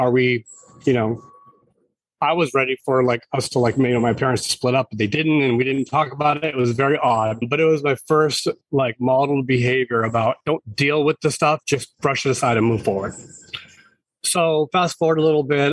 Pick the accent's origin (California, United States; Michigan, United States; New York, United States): California, United States; Marysville; now in San Diego, United States; I grew up in Northern California, just north of Sacramento, about maybe 35 minutes north in a small rural town called Marysville